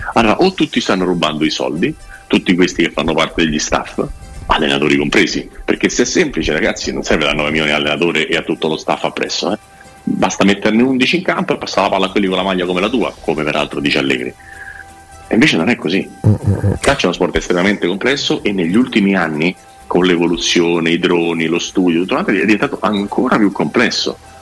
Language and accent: Italian; Milan, Lombardy, Italy; sono milanese